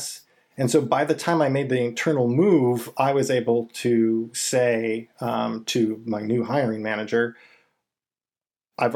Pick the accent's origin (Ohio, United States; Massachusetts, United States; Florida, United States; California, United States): California, United States; moved away as an adult; also born or lived in Michigan / Indiana / Texas; I'm originally from California